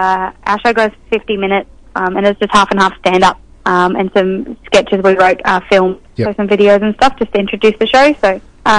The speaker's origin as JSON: {"language": "English", "town": "Townsville", "region": "Queensland", "country": "Australia", "moved": "as an adult", "lives_now": "Victoria, Australia", "said": "I only moved to Victoria about a year ago. I'm actually from Townsville in Far North Queensland."}